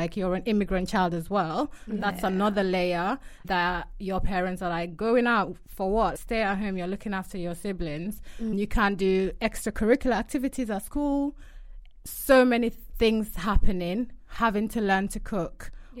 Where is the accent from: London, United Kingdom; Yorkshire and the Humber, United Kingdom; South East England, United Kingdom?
Yorkshire and the Humber, United Kingdom; accent: Yorkshire; moved away as an adult; Oh, my Yorkshire God, my Yorkshire accent was so thick. When I moved to uni, people used to say something.